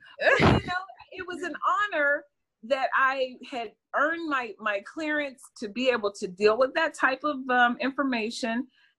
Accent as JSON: {"language": "English", "town": "Pittsburgh", "region": "Pennsylvania", "country": "United States", "tie": "born or raised there", "said": "Originally, I'm from Pittsburgh, PA, born and raised."}